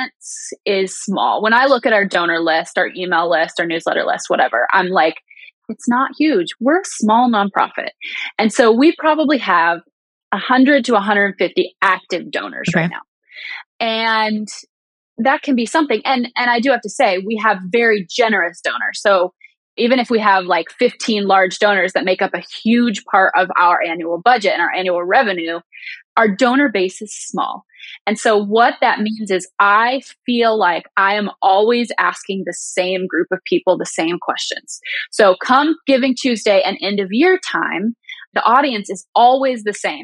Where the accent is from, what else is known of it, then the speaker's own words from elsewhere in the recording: United States; I didn't choose to be grow up as an American.